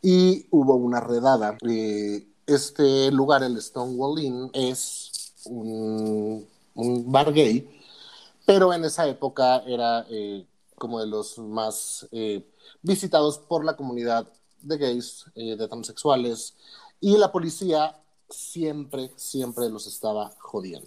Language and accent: Spanish; Mexico; nosotros como mexicanos o como hispanoparlantes